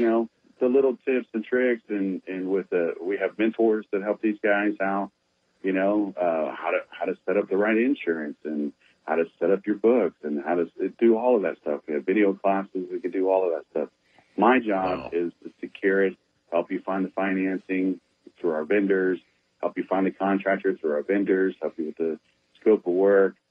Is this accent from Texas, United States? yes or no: yes; San Antonio, Texas, United States; born and raised in San Antonio